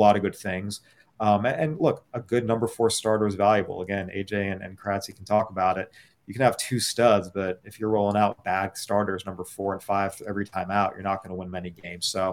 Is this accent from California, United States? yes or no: yes; San Diego, California, United States; I remember watching him with the Padres growing up in San Diego